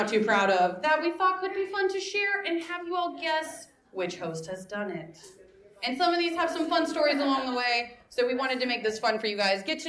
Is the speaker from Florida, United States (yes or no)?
yes; Florida, United States; now in New York, United States; I'm from Florida, where everyone's an asshole when they drive.